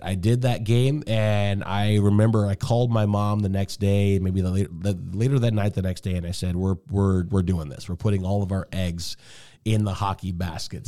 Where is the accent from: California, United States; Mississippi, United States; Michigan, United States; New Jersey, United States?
Michigan, United States; Detroit; moved away as an adult; also born or lived in Bowling Green; now in Seattle, United States; I grew up in Detroit.